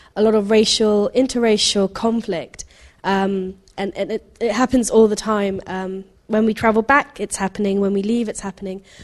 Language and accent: English; Guyana; now in London, United Kingdom; I'm from South America, I'm from Guyana